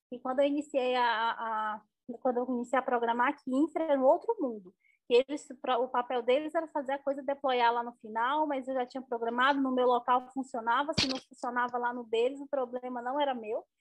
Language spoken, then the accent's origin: Portuguese; Northeast Region, Brazil; sou nordestina, muito orgulhosa de onde eu vim, de onde eu estou.